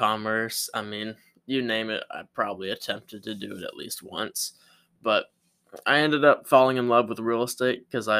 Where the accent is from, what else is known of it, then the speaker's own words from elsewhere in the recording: Pensacola, Florida, United States; I was born in Pensacola, Florida, by two loving parents